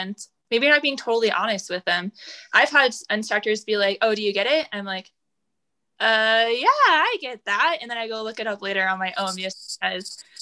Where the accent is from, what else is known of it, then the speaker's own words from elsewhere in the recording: Seattle, Washington, United States; also born or lived in Nevada; now in Denver, United States; I'm from Seattle